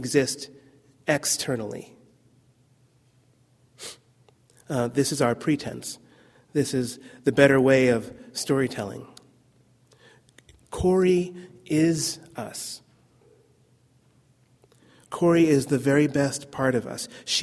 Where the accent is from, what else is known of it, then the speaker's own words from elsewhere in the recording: New Jersey, United States; moved away; also born or lived in California; I'm really from New Jersey